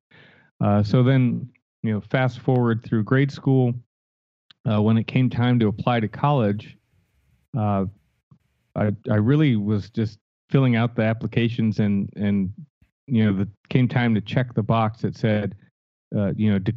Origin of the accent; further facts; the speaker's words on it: Stamford, Connecticut, United States; moved away as an adult; also born or lived in Los Angeles; I was born and raised in Connecticut, Stamford, Connecticut, so East Coast